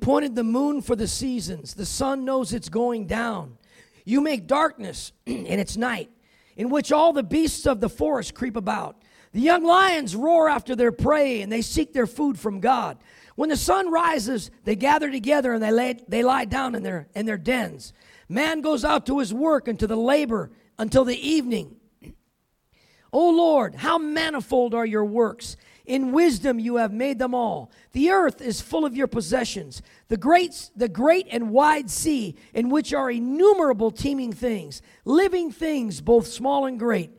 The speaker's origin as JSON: {"language": "English", "region": "California", "country": "United States", "tie": "born or raised there", "said": "I grew up in California, so it wasn't cold like Colorado"}